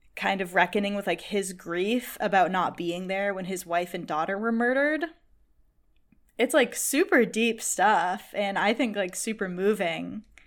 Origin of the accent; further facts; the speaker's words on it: Boston, Massachusetts, United States; I am from Boston